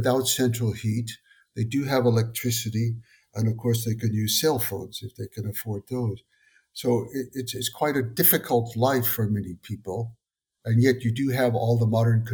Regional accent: Darlington County, South Carolina, United States; moved away as an adult; now in Mongolia; I'm an American citizen from South Carolina, Darlington County, South Carolina.

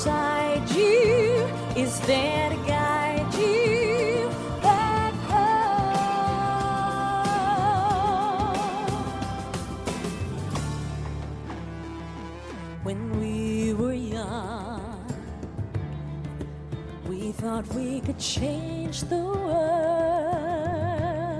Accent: South Wales, United Kingdom; if you can't tell by my strange accent, I hail from South Wales. The Welsh are in tonight.

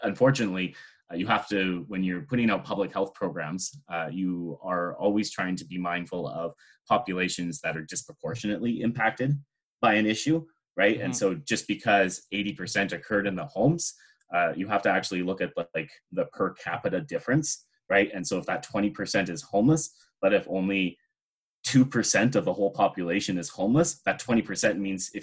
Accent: Nanaimo, British Columbia, Canada; I'm from the island. I was born and raised in Nanaimo, which is a short drive away from Victoria.

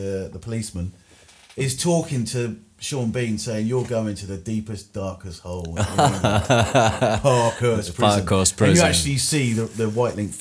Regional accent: Newport, South East England, United Kingdom; moved away as an adult; now in Spain; me growing up on Pan Estate

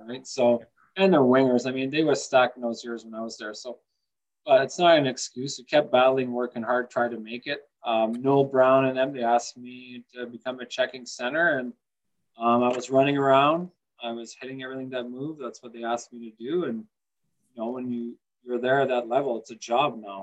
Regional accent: Sault Ste. Marie, Ontario, Canada; also born or lived in Mont-Laurier, Quebec; I was born outside of Montreal in Mont Laurier, Quebec, but grew up in um, in Sault Ste. Marie

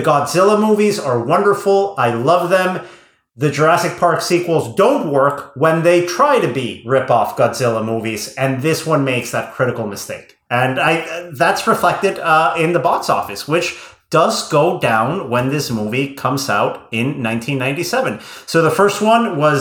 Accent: Querétaro, Mexico; moved away; I was, at this point, living in Mexico. I remember seeing this on opening weekend at Cinepolis' first location in my hometown of Querétaro

